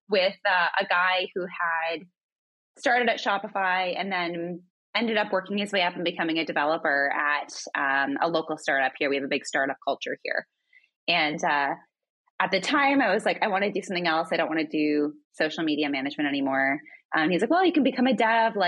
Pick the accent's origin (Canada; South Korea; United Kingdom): Canada; Northern Ontario; moved away as an adult; I grew up in Northern Ontario in a little town.